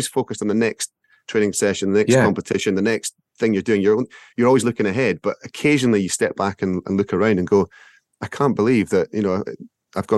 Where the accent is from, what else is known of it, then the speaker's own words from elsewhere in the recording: Scotland, United Kingdom; as a Scot